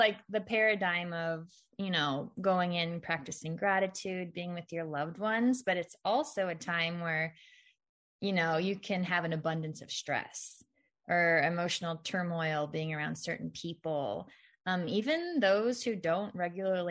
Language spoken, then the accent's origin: English; Missouri, United States; when we grew up in Missouri, we did go to like our mom's cousin's house